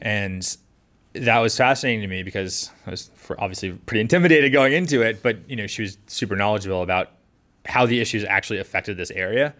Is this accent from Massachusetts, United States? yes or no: yes; Scituate, Massachusetts, United States; I grew up in Situate, right by the water, um, experiencing those storms growing up.